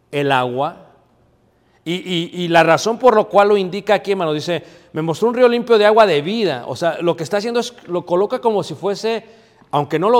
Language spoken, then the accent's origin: Spanish; Mexico; O sea, yo que soy mexicano, y aquí hay colombianos, y hay venezolanos, ¿verdad? Y hay hondureños